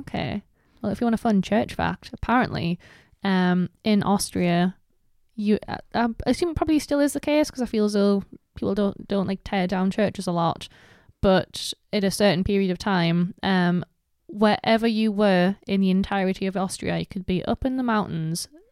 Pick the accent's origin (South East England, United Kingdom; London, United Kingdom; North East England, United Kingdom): North East England, United Kingdom; Gateshead; I'm from Bensham